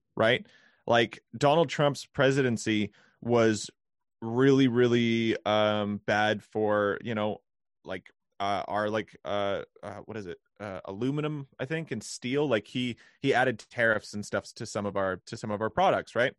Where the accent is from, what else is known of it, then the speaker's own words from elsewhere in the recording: Canada; as a Canadian